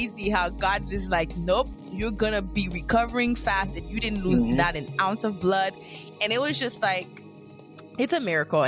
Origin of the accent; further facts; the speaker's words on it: Haiti; moved away; When we're in Haiti, I don't know where exactly you grew up, but we grew up in Zikini